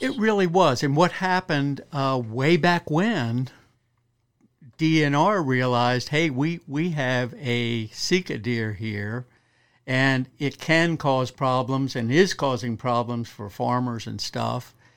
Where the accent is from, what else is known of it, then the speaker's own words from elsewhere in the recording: Western Maryland, United States; moved away as an adult; also born or lived in Kentucky; now in Eastern Shore, Maryland, United States; born and raised up in Western Maryland